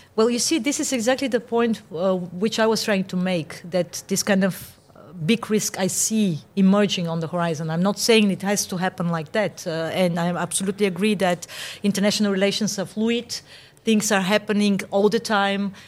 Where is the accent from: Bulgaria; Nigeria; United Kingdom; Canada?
Bulgaria; now in Austria; my home country, Bulgaria.